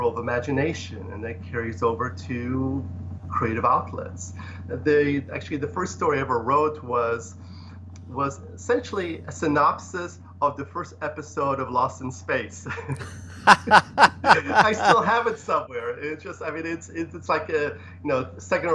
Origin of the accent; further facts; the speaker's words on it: Ohio, United States; born or raised there; English is a second language; moved away as an adult; also born or lived in Poland; now in Los Angeles, United States